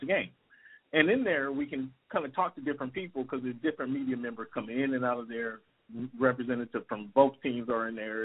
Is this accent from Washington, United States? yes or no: yes; Seattle, Washington, United States; I born and raised in Seattle, Washington